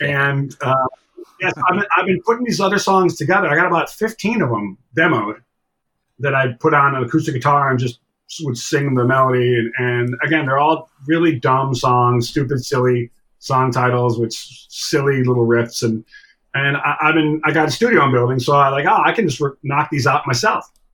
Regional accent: Buffalo, New York, United States; moved away; also born or lived in Toronto, Canada / Los Angeles; growing up in Buffalo

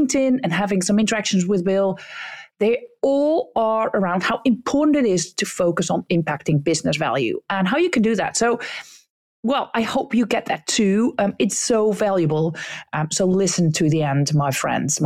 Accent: Netherlands

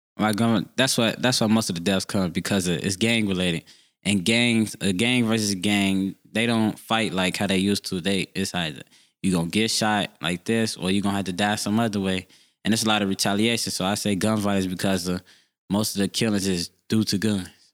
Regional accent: Chicago, Illinois, United States; I grew up on Fifty Third and Aberdeen. I still live there to this day.

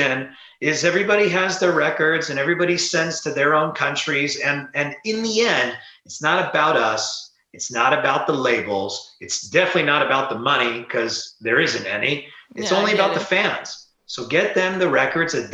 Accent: Southern California, United States; growing up in Southern California

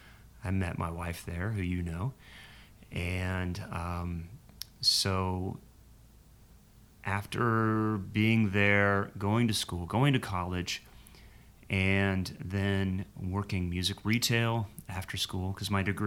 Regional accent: Columbus, Ohio, United States; now in Nashville, United States; Columbus, Ohio is where I'm from. it was a great place to grow up. It's kind of the normal, the medium of all things America. I mean, it's kind of the Midwest, it's kind of the East, it's the Rust Belt of the Midwest.

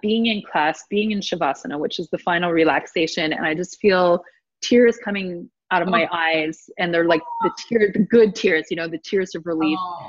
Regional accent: Ottawa, Ontario, Canada; moved away; I'm from Ottawa

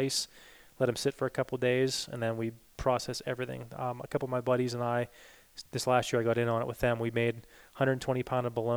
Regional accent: Pennsylvania, United States; my home state

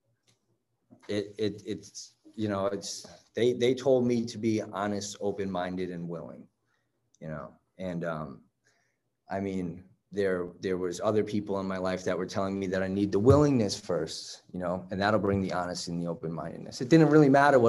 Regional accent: Southern Connecticut, United States; I'm from Southern Connecticut.

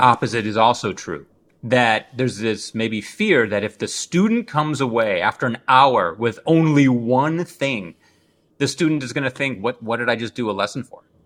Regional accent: Midwest, United States; I'm a Midwesterner.

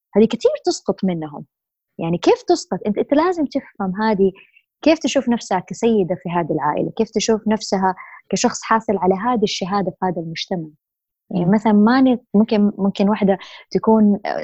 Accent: Saudi Arabia; also born or lived in Jeddah, Saudi Arabia / United States; عندنا بالسعودية

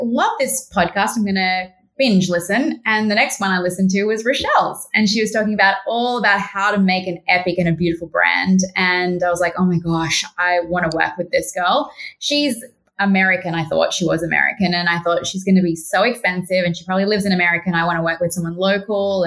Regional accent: Australia; I'm the Aussie one

